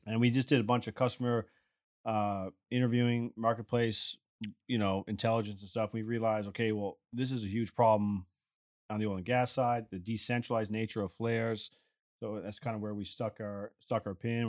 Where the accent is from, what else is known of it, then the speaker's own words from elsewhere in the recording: Newfoundland and Labrador, Canada; moved away as an adult; now in Houston, United States; I loved growing up in Newfoundland, loved growing up in Canada.